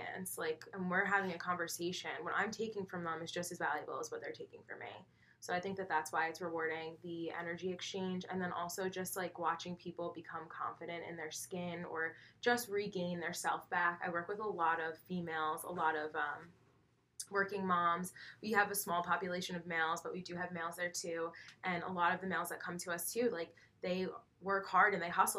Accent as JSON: {"language": "English", "area": "Northern Westchester", "region": "New York", "country": "United States", "tie": "born or raised there", "said": "I grew up in Northern Westchester, so I was born and raised, and that's where I'm still located"}